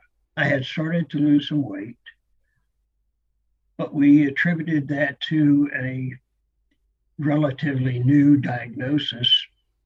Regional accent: Tampa, Florida, United States; moved away as an adult; also born or lived in Philadelphia, Pennsylvania; I'm a Florida native. I was born in Tampa, which is where I live at the present. I went away to college up in the Northeast, actually in the mid-Atlantic states.

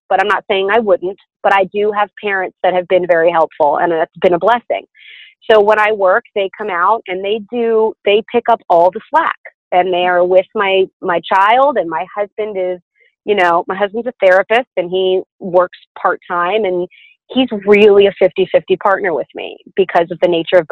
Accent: the South, United States; I'm from the South.

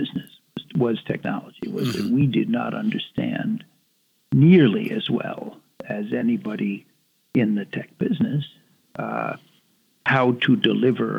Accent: Washington, District of Columbia, United States; when I was growing up in Washington

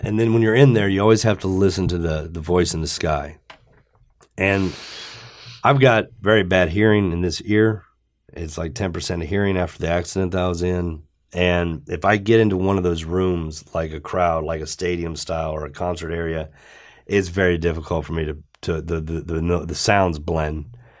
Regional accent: Johnstown, Ohio, United States; I was from Johnstown, Ohio.

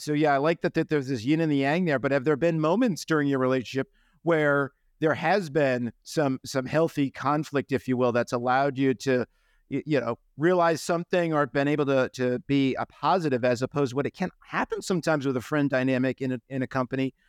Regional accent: New England, United States; I'm from New England

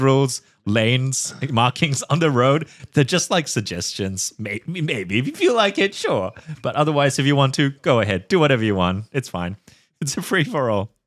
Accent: Singapore; moved away; I grew up in Singapore

